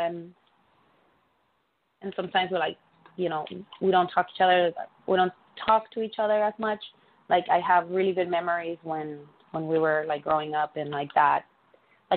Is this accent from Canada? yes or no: no; Mexico; moved away; I was born in Mexico